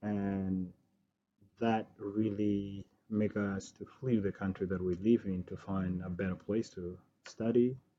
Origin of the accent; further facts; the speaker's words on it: Sudan; now in Australia; Originally, I'm from Sudan. I came here in 2003, and so that's where I'm originally from.